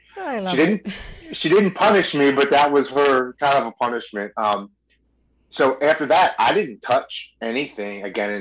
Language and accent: English; Baltimore, Maryland, United States; I was born and raised in Baltimore, Maryland.